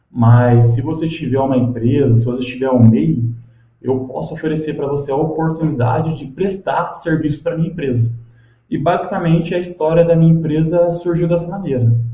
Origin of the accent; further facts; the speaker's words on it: Cruzeiro, São Paulo, Brazil; born there; em Cruzeiro mesmo. Atualmente tenho 29 anos de idade, tô ficando velhinho já, né?